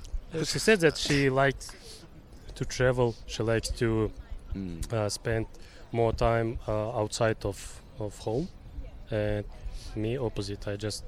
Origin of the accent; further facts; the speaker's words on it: Kazakhstan; moved away as an adult; now in Australia; I'm from Kazakhstan.